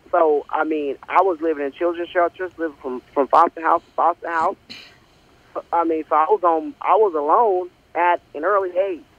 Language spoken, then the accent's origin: English; Oklahoma City, Oklahoma, United States; also born or lived in Texas; born and raised. Uh, I've lived in Texas and uh, yes, I'm from Oklahoma, and I love it. You know, it's one of the best states out there. It's the heartland.